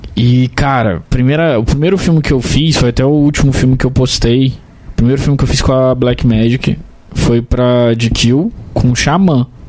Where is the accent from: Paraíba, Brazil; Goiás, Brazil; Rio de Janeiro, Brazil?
Rio de Janeiro, Brazil; Barra Mansa; eu sou de Barra Mansa